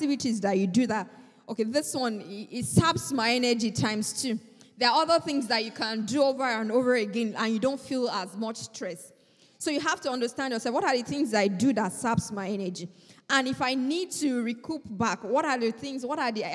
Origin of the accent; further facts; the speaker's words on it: Nigeria; moved away; I am a Nigerian